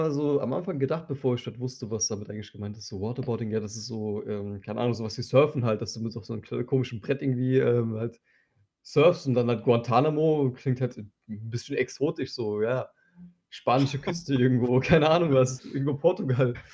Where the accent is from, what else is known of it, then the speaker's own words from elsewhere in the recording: Turkey; Und das sage ich als Türke.